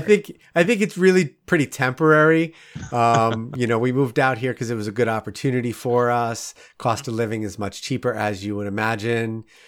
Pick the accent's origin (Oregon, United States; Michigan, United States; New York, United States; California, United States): New York, United States; Rockland County; moved away as an adult; now in Saint Louis, United States; I grew up in Rockland County, which is, you know, on the north part of the New York State